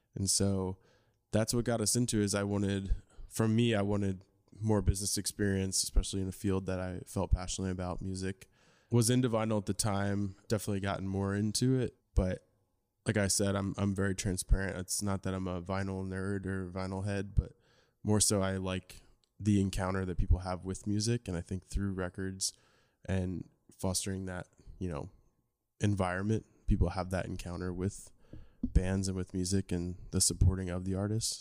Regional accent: New Jersey, United States; I grew up in New Jersey

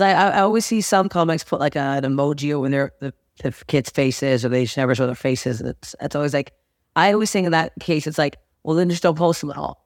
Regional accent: Toronto, Ontario, Canada; moved away as an adult; now in Los Angeles, United States; Toronto, my hometown

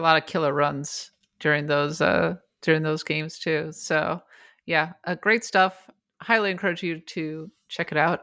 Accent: Bloomington, Minnesota, United States; my hometown, Bloomington, Minnesota

